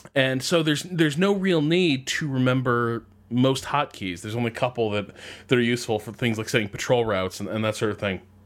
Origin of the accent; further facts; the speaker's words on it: United States; being an American